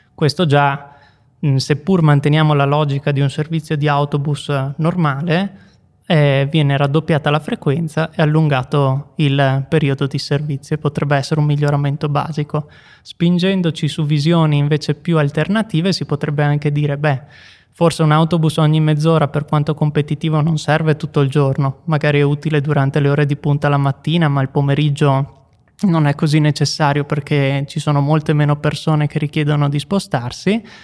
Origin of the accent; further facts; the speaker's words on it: Veneto, Italy; now in Bolzano, Italy; i luoghi da cui vengo io del Veneto